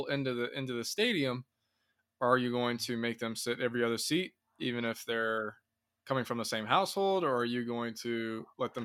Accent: Indiana, United States; right now in my hometown in Indiana

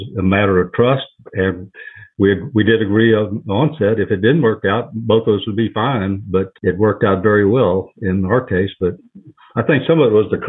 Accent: El Campo, Texas, United States; my hometown of El Campo, Texas

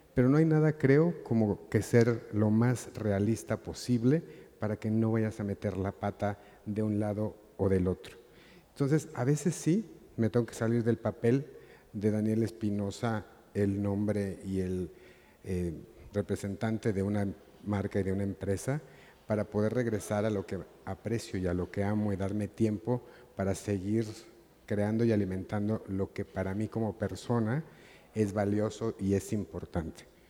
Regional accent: Mexico; lo apasionado que yo me siento por ser mexicano

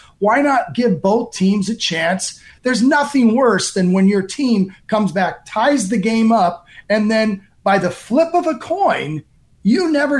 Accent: Ireland; I'm Irish, so I don't think that'd be truthful.

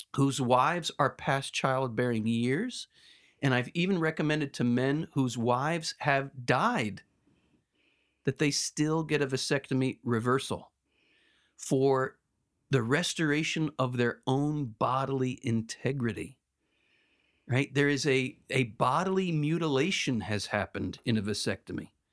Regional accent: United States; I'm such an American

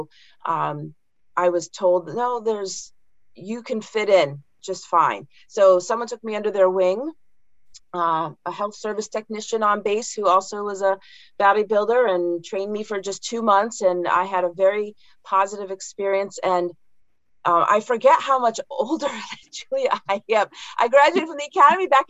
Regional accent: Connecticut, United States; I grew up in Connecticut

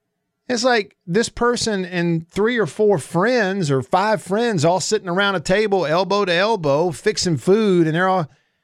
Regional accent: Tupelo, Mississippi, United States; moved away; my hometown of Tupelo

